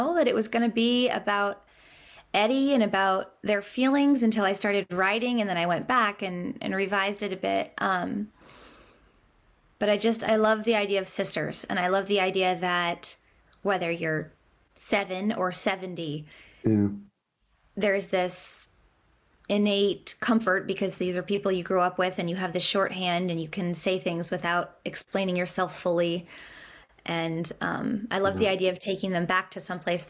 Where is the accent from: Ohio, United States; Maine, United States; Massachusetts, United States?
Maine, United States; also born or lived in North Carolina; I'm from Maine